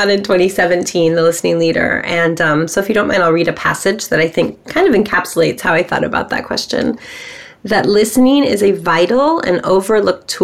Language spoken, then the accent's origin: English; Bay Area, California, United States; I have grown up here in California in the Bay Area